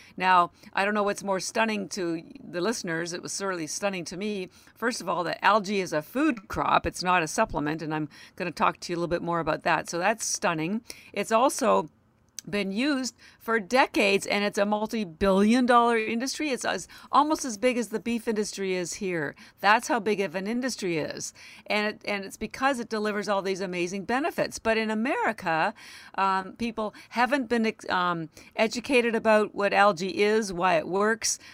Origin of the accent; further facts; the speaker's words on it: Canada; now in Boston, United States; I live in Boston, Massachusetts, although I am Canadian